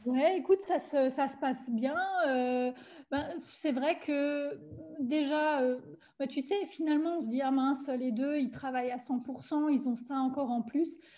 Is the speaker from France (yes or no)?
yes; Alsace, Grand Est, France; accent: Alsatian; moved away as an adult; also born or lived in German-speaking Switzerland; now in Switzerland; je suis originaire euh, d'Alsace. J'ai vécu 30 ans